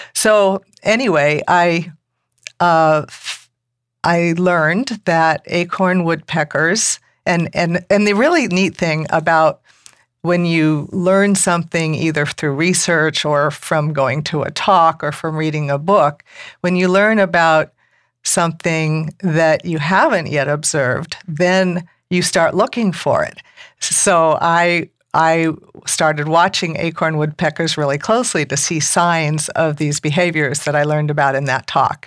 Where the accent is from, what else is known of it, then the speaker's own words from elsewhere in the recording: Malibu, California, United States; moved away as an adult; also born or lived in Mendocino County; now in Ukiah, United States; I grew up in rural Malibu